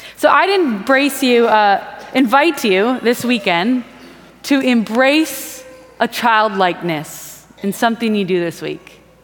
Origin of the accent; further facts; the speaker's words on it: Wisconsin, United States; moved away; I'm from Wisconsin